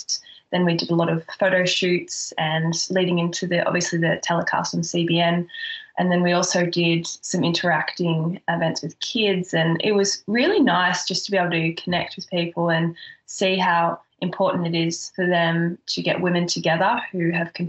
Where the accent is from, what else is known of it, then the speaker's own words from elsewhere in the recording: Australia; moved away as an adult; also born or lived in Florida, United States; being Australian